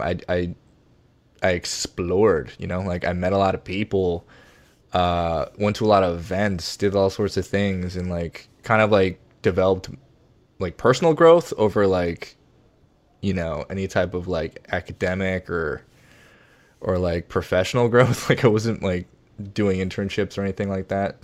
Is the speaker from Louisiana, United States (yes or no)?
no; Virginia, United States; moved away as an adult; also born or lived in Boston / New York / Washington, D.C. / Seoul; now in Los Angeles, United States; I grew up in Virginia